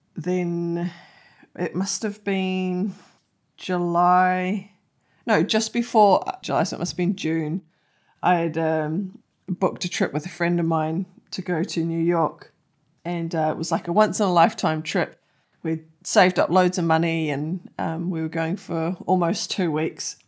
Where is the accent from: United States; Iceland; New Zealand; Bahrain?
New Zealand; me being a Kiwi